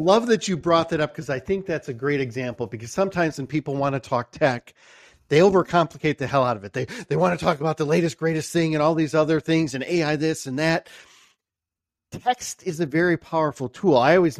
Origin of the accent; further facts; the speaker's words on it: Michigan, United States; you know, I'm from Michigan and I know that's where you guys are headquartered.